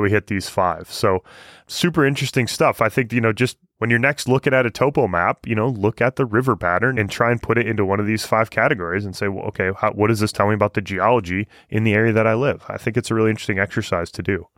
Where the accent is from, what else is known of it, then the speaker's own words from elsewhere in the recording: Michigan, United States; moved away; I'm from Michigan.